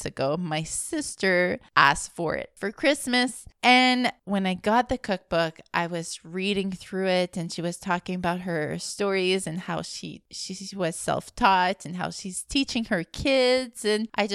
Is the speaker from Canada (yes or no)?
yes; Alberta, Canada; now in Montreal, Canada; I live in Montreal, but originally I'm from Alberta, a Franco-Albertan as well